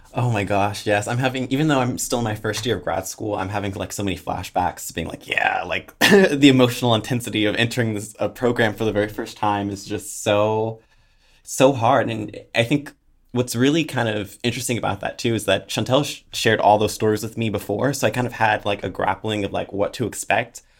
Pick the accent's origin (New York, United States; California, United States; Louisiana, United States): California, United States; Oakland; moved away as an adult; now in Eugene, United States; my superhero origin story starts in Oakland, California, where I'm from. Hey, the Bay